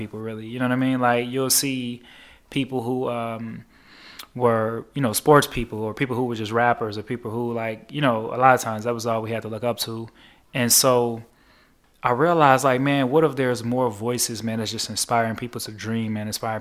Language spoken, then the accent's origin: English; Chicago, Illinois, United States; my life growing up on the South Side of Chicago